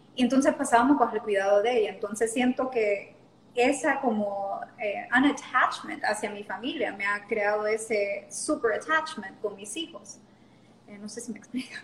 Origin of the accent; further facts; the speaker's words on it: La Lima, Cortés, Honduras; accent: Honduran; moved away as an adult; also born or lived in Panama / Mexico / New Orleans; now in Roatán, Honduras; nací en Panamá, pero me crié la mayor parte de mi vida en La Lima.